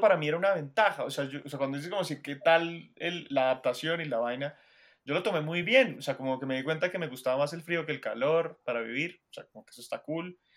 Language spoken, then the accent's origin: Spanish; Colombia; uno como colombiano